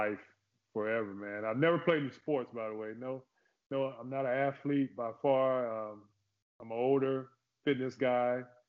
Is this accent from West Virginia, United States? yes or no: no; Oklahoma, United States; also born or lived in Fort Polk, Louisiana / Texarkana; I'm a military brat, you could say that. I born in Fort Polk, Louisiana. I grew up in Oklahoma mainly, back and forth from Texarkana, if you ever heard of Texarkana.